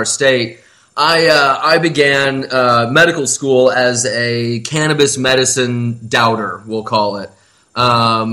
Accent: Iowa, United States; moved away; my home state

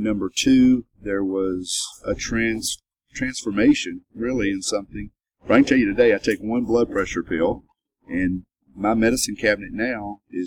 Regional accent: Kentucky, United States; now in Nashville, United States; I'm from Kentucky.

